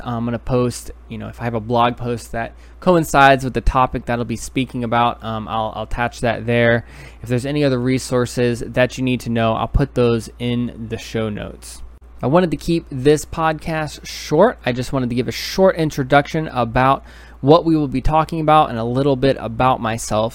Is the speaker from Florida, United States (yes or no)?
no; New York City, New York, United States; moved away; originally I'm from New York City.